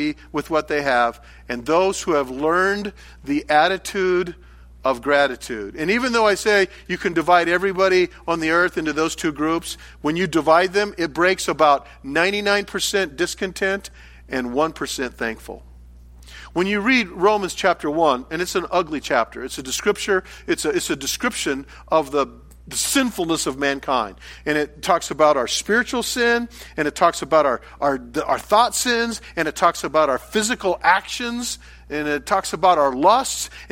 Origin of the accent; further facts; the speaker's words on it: United States; for many of us as American Christians